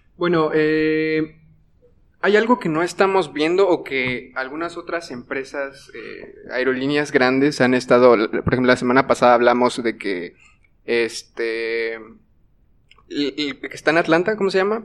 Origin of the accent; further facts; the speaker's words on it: Mexico; como, como mexicanos